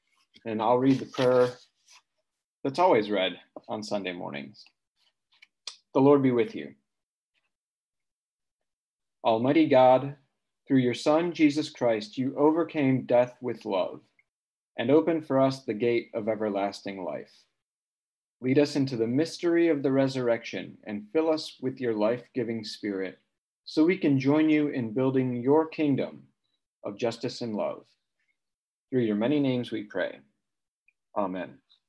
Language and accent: English; Midwest, United States; also born or lived in East Coast / South; now in California, United States; And so I am a Midwesterner, turned East Coaster, turned Southerner, and now a Californian.